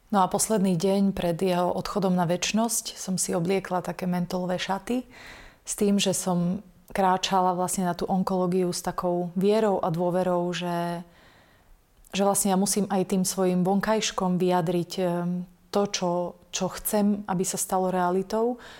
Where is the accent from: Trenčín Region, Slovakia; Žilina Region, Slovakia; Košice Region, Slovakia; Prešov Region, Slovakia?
Prešov Region, Slovakia; Bardejov; also born or lived in England; v Bardejove, v mojom rodnom meste